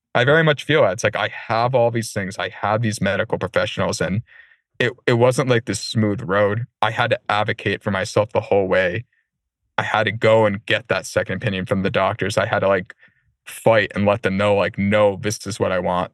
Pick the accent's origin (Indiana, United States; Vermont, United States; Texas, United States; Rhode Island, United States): Rhode Island, United States; Warwick; I grew up in Warwick neck near Rocky Point